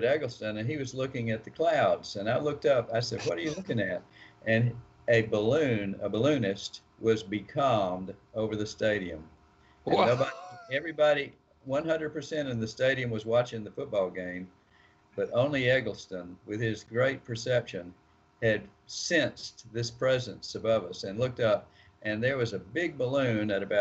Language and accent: English; Alabama, United States; now in Oxford, Mississippi, United States; I'm from Alabama. I went to the University of Alabama.